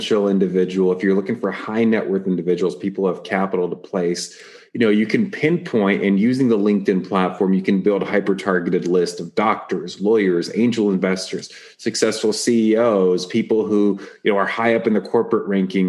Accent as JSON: {"language": "English", "town": "Atlanta", "region": "Georgia", "country": "United States", "tie": "born or raised there", "said": "I grew up immigrant family and we spoke Russian and I grew up in Atlanta."}